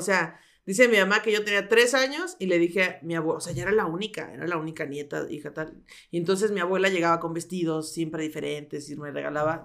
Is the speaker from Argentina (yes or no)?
no; Mexico City, Mexico; born or raised there; also born or lived in Coacalco, State of Mexico